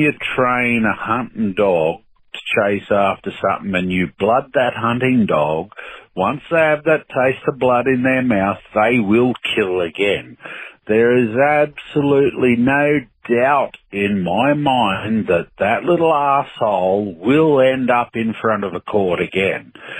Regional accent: Australia; also born or lived in Sydney; I'm an Aussie. I live in Sydney and in Australia.

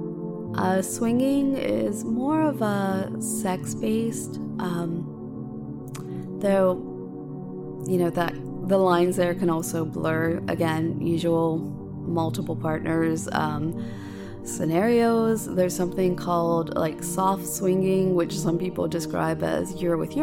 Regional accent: United States; moved away; in my hometown area in the States

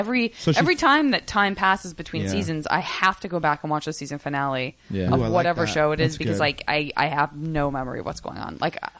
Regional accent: West Coast, United States; I'm from the West Coast

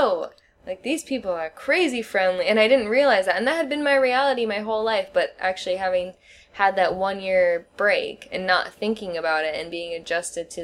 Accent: Wisconsin, United States; moved away as an adult; now in Shenzhen, China; I'm from the Midwest, and people are, like, aggressively friendly in the Midwest. That's, like, the only way I can put it. Like, so friendly that that was always my normal reality. Like, I'm from Wisconsin

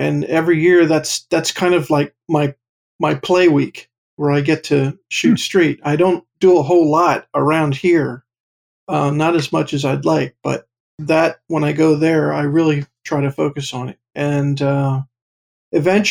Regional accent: Pottstown, Pennsylvania, United States; also born or lived in Pittsburgh; I'm originally from Pottstown

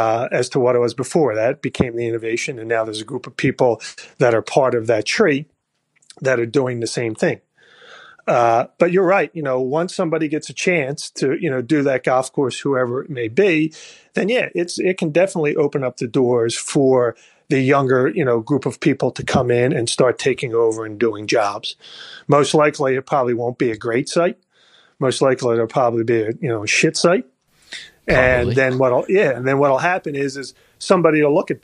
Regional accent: Philadelphia, Pennsylvania, United States; moved away; I'm from Philadelphia originally

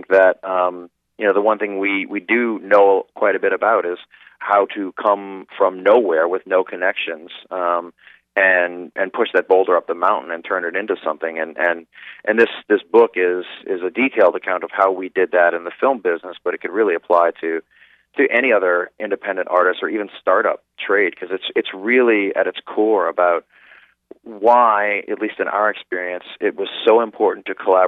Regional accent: New Orleans, Louisiana, United States; Well, you know, we grew up in the suburbs, and what was great about that is we were kind of free to roam and figure out the artists we wanted to be, you know. And needless to say, it's a very culturally rich city

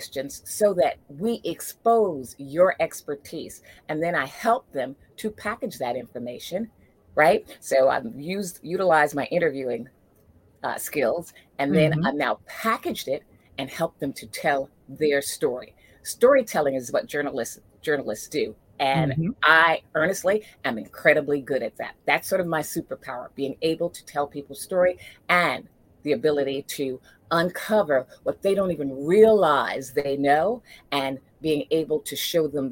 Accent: New York, United States; that was the market that I grew up in. I'm from New York originally

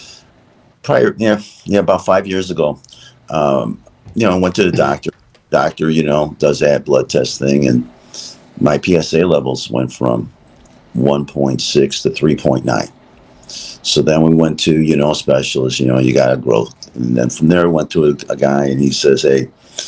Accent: Chicago, Illinois, United States; We're from Chicago

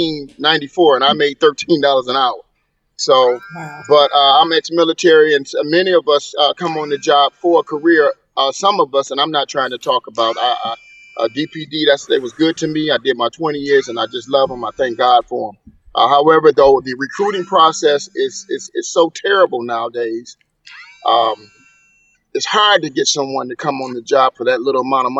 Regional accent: Detroit, Michigan, United States; I come from Dexter and Monterey

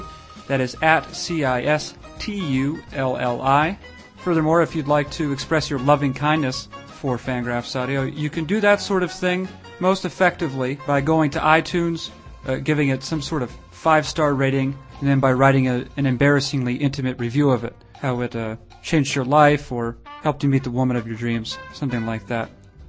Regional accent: New Hampshire, United States; now in Madison, United States; I'm actually from the Boston area, by which I mean New Hampshire.

